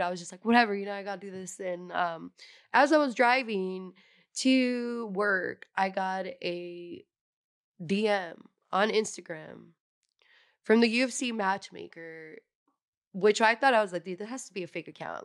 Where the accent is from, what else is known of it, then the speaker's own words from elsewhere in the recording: San Jose, California, United States; I'm originally from San Jose, California. Um, I'm first generation here in the U S. My parents are from Mexico